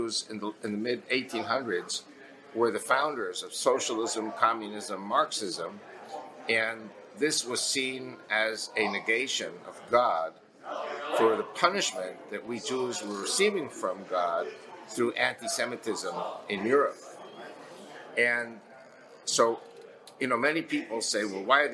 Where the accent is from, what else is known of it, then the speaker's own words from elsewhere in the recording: New York City, New York, United States; we were both born in Queens, Long Island. We're pretty much the same age, and I talk like him.